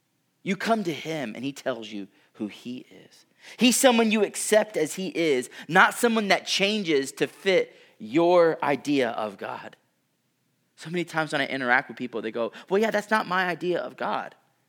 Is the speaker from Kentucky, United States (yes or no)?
no; Houston, Texas, United States; I grew up in Houston, which is literally below sea level. I had never been anywhere else, and then I flew to Colorado